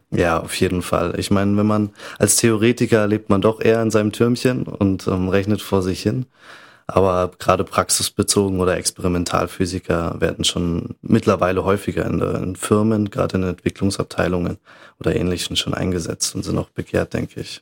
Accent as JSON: {"language": "German", "region": "Bavaria", "country": "Germany", "tie": "born or raised there", "also_born_or_lived": "Munich / Salzburg area (German side) / Innsbruck", "moved": "as an adult", "lives_now": "Vienna, Austria", "said": "ich komme aus Bayern, bin auch in München geboren"}